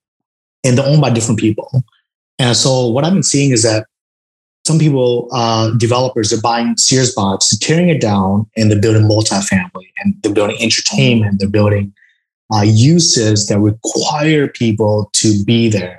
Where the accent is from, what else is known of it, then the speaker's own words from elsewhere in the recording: Vietnam; moved away; I'm originally from Vietnam, and I go to Vietnam every single year